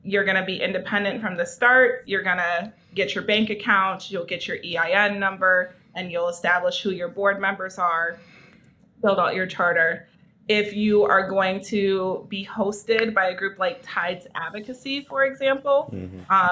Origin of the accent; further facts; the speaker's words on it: Milwaukee, Wisconsin, United States; the neighborhood that I was raised in Milwaukee